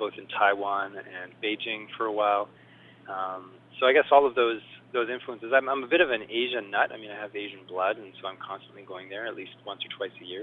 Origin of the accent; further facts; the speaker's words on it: Montreal, Quebec, Canada; now in Vancouver, Canada; I grew up in Montreal, but I moved to Vancouver